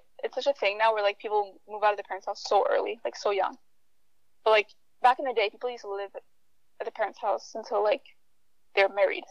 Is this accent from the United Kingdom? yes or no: no; Quebec, Canada; oh, hi, I'm from Quebec. I'm not a Quebecer. I don't say that I'm a Quebecer